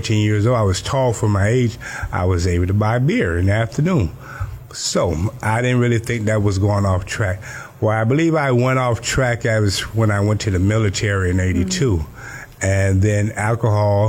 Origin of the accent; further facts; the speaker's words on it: Cairo, Georgia, United States; now in Miami, United States; I was born in Cairo, Georgia, a little small place in Georgia, not too far from Tallahassee. And I was raised by my grandmother for the most part, living in Georgia